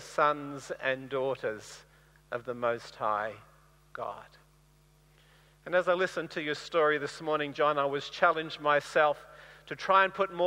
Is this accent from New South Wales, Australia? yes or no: no; Bundaberg, Queensland, Australia; moved away; I grew up in Bundaberg, and it's a nice warm place to live